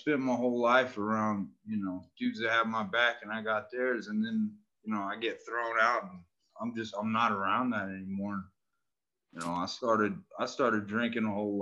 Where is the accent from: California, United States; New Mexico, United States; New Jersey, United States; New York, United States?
California, United States; Northern; Grew up in Northern California